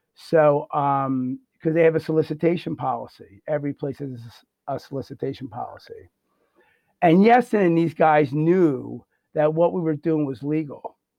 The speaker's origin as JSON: {"language": "English", "town": "Bensalem", "region": "Pennsylvania", "country": "United States", "also_born_or_lived": "Croydon, Pennsylvania", "said": "I'm originally from Ben Salem"}